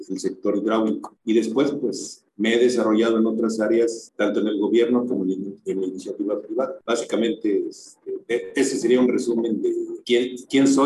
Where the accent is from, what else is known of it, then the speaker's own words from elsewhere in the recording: Mexico City, Mexico; born there; soy ingeniero civil, egresado de la UNAM, en México. Soy nacido en la Ciudad de México, tengo ya 36 37 años viviendo en el interior del país, en diferentes ciudades